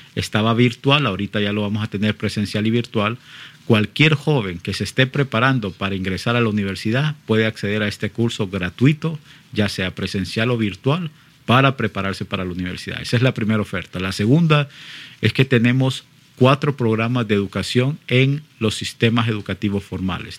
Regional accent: Honduras; Yo lo hablo en, en nombre propio, como hondureño

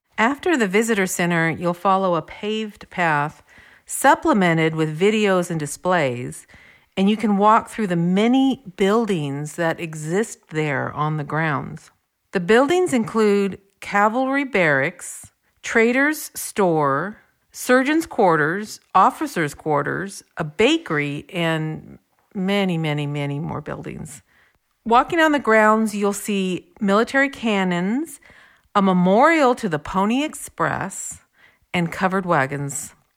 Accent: California, United States; we are from California.

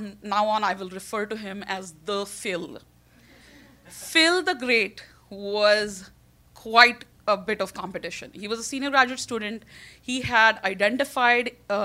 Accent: India; now in New York, United States; I'm Indian

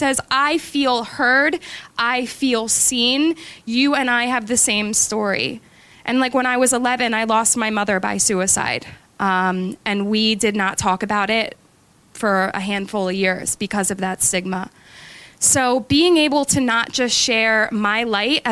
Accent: Glen Mills, Pennsylvania, United States; I grew up in Glen Mills

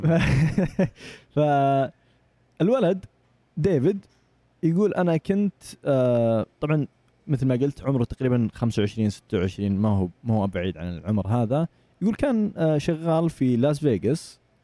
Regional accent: Saudi Arabia; من السعودية

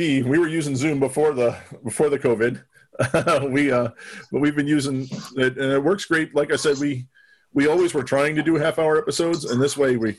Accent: New Jersey, United States; moved away; I'm originally from New Jersey, so I would say Lancaster

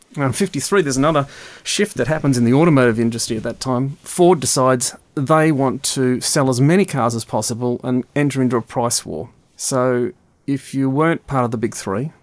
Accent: Melbourne, Victoria, Australia; Growing up in Melbourne, which was the back end of the world in the early 60s and the late 60s

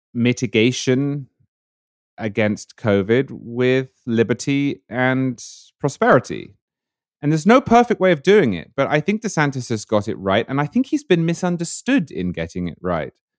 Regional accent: United Kingdom; moved away as an adult; now in United States; it was a big, big fixture, uh, in Britain in my childhood

